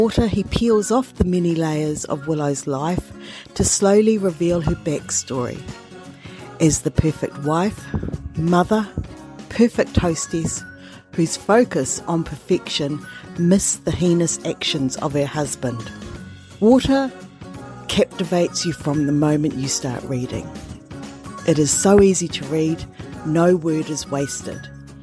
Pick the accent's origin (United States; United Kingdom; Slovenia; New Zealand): New Zealand; I'm from New Zealand